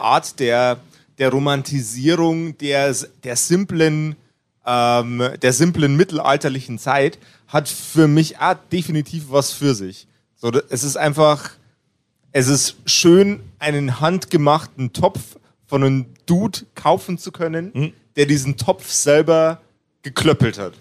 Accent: Upper Palatinate, Bavaria, Germany; Ich bin ein Oberpfälzer. Ja. Ein Ober, Oberpfälzer, niederbayerisches Grenzländler

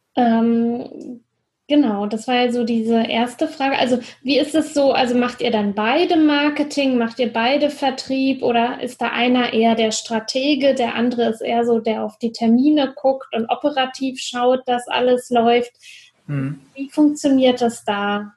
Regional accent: Brandenburg, Germany; now in Frankfurt, Germany; Berlin ist zwar nicht ganz meine Heimat, aber doch komme ich da aus dem, ähm, Brandenburger Umland

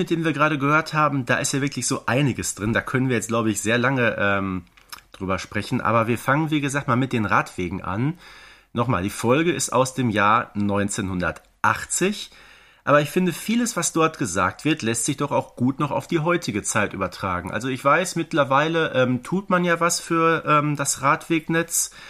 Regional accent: Herten, North Rhine-Westphalia, Germany; also born or lived in Wanne-Eickel; ich bin nicht in meiner Heimatstadt Herten zur äh, Schule gegangen, sondern äh, in Wanne-Eickel, was so einige Kilometer äh, entfernt war.

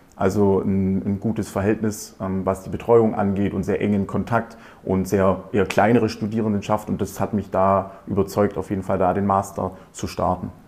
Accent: near Aalen, Baden-Württemberg, Germany; also born or lived in Ingolstadt; Ich komme ähm, aus der Nähe auch von Aalen

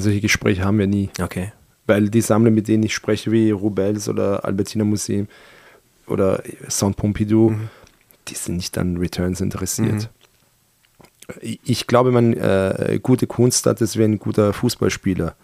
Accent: Austria; born or raised there; German is a second language; also born or lived in Iran

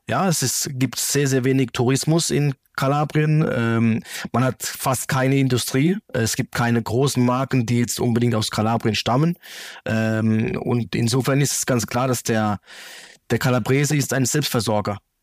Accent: Germany; also born or lived in Calabria, Italy; Ich bin ja in Deutschland ge mhm. geboren und aufgewachsen

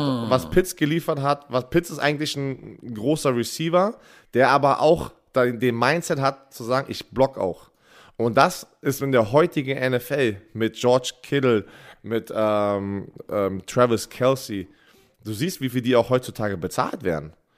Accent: Germany; bei uns in Deutschland

